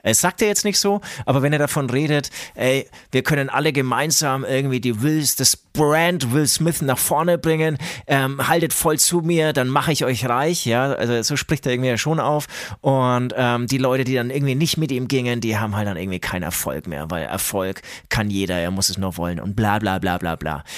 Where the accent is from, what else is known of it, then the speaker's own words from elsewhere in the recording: Franconia, Bavaria, Germany; man hört es äh, uns vielleicht an. Wir sind aus Franken